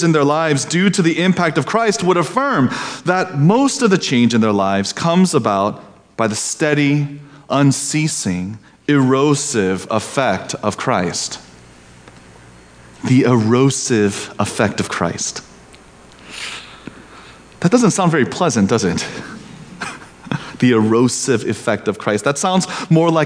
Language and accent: English; Indiana, United States; Growing up in Indiana, where the land is flat and the people are unhurried